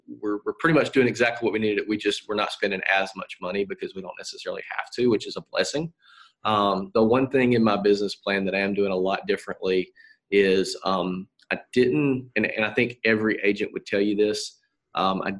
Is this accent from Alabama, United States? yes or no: yes; Atmore, Alabama, United States; I grew up in Atmore, Alabama